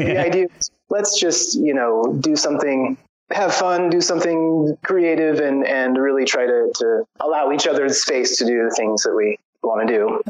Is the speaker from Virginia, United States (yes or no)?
no; San Diego, California, United States; moved away as an adult; also born or lived in Portland, Oregon; now in Serbia; I was born and raised in San Diego, and I moved to Portland, Oregon, when I was like around thirty or so